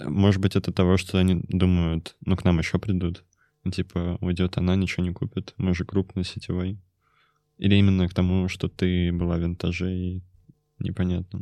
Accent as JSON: {"language": "Russian", "town": "Kemerovo", "region": "Kemerovo Oblast", "country": "Russia", "said": "я из Кемерово"}